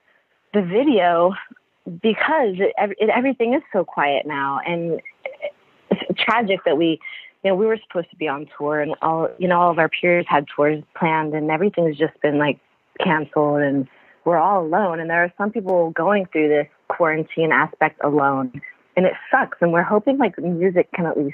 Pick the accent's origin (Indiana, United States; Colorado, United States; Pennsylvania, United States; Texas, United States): Indiana, United States; now in California, United States; I'm from Indiana